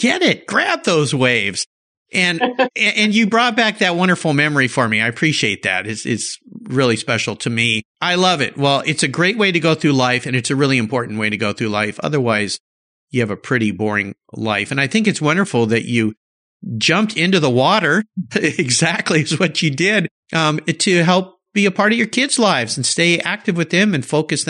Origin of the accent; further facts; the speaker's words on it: Southern California, United States; we grew up in Southern California